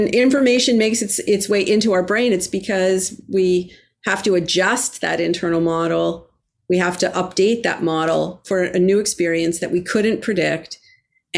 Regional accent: Toronto, Ontario, Canada; now in Boston, United States; I grew up in Toronto, the home of the great, Toronto Maple Leafs, great hockey team. And I now currently live in Boston

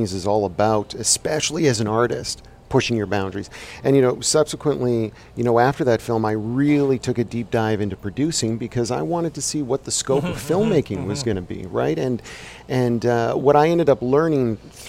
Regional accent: Winnipeg, Manitoba, Canada; I grew up in Winnipeg, Manitoba, and I was in high school still

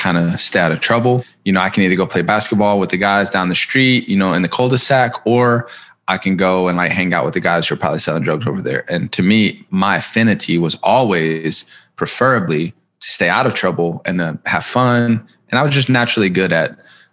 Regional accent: Columbus, Ohio, United States; I was born in Columbus, Ohio. I come from a pretty broken home.

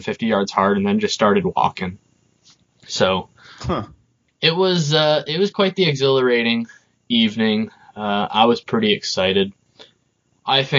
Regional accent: Burlington area, Vermont, United States; the Burlington area in Vermont. I'm not from Burlington, but that general area

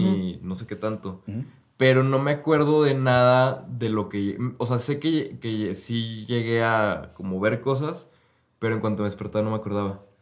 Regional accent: Mexico; crecí en el catolicismo porque nací en México

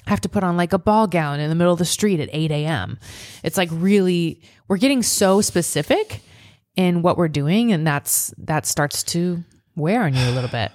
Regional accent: Nebraska, United States; moved away; my hometown is the Fourth of July capital of Nebraska.

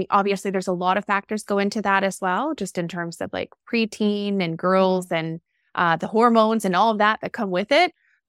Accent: Montreal, Quebec, Canada; I'm originally from Montreal, Quebec.

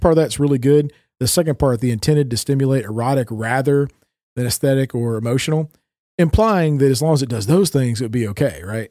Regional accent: Tennessee, United States; moved away as an adult; now in Minnesota, United States; I haven't grown up in Tennessee for, you know, twenty-four years and then moving up to the northern regions of the United States

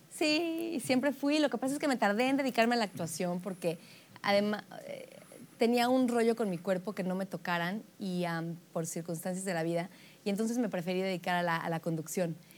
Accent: Mexico City, Mexico; De la Ciudad de México. Nací en la Ciudad de México

